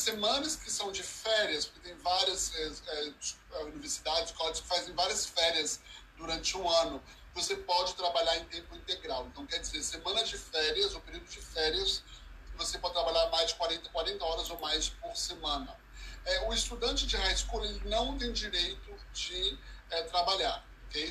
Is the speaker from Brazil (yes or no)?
no; Toronto, Ontario, Canada; eu moro em Toronto e nasci em Toronto